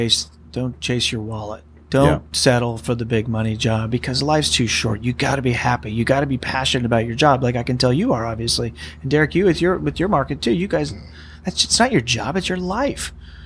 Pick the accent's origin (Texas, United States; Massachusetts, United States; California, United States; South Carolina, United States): California, United States; Petaluma; also born or lived in Berkeley / San Francisco; I was born up in Sonoma County, a city called Petaluma, up in the wine country.